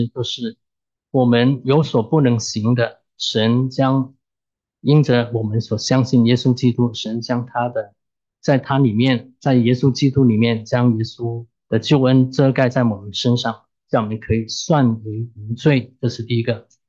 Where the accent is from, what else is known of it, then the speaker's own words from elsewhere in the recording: China; 可能中国人我们中国人在造字的时候。可能对认识神还是有些概念